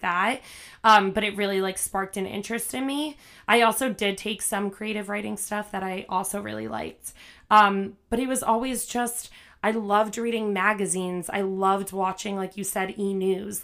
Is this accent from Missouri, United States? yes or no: no; New Jersey, United States; moved away as an adult; also born or lived in Manhattan; now in New York City, United States; I'm from New Jersey, so not very far. Um, but yeah, I live in Manhattan now